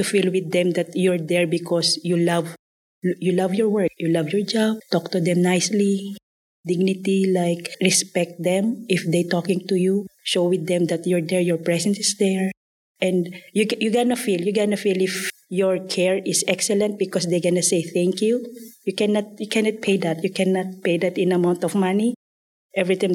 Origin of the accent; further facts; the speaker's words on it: Philippines; moved away as an adult; I'm originally from Philippines. I already live here for almost 10 years